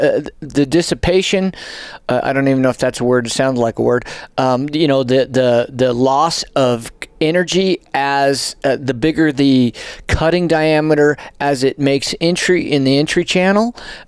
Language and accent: English; New Mexico, United States; now in Colorado, United States; because of where I grew up in New Mexico, live in Colorado, you know, to me, that's out my back door.